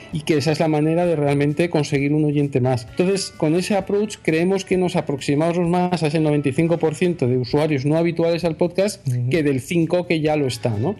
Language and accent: Spanish; Spain; nosotros eh, eh, somos españoles